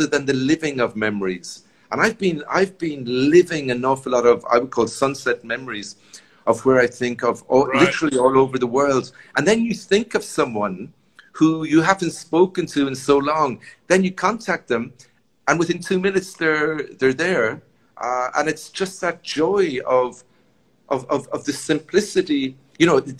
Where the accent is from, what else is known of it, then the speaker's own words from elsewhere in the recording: Sligo, Connacht, Ireland; moved away as an adult; now in Mexico; I grew up in Sligo